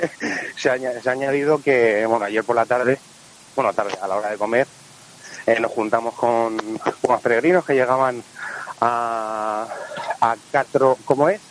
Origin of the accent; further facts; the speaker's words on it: Madrid, Community of Madrid, Spain; accent: vallecano; mi inglés vallecano